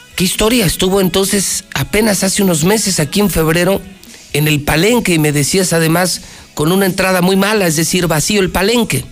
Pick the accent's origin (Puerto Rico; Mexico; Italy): Mexico; Aguascalientes; de los que sí nacimos aquí, crecimos aquí y queremos Aguascalientes